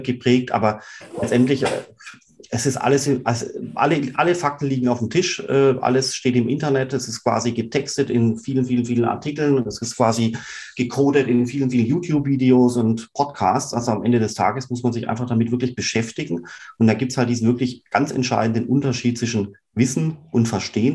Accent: Swabia, Rems-Murr district, Baden-Württemberg, Germany; Ich selber bin ja aufgewachsen im Schwabenland, da im Bremsburg-Kreis

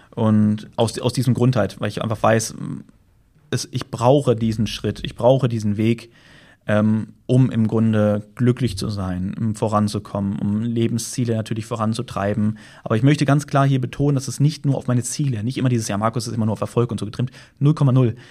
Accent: Germany; moved away; da, wo ich herkomme, Deutschland

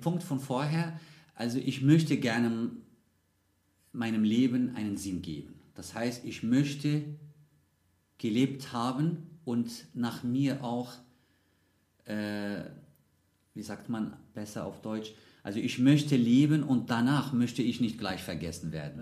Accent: Casablanca, Casablanca-Settat, Morocco; German is a second language; moved away as an adult; now in Munich, Germany; ich bin in Casablanca geboren und aufgewachsen

